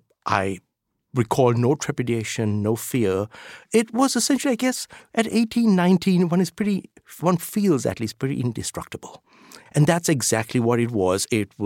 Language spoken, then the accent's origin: English; Colombo, Western Province, Sri Lanka; But I grew up in Colombo, Sri Lanka, so K through 12.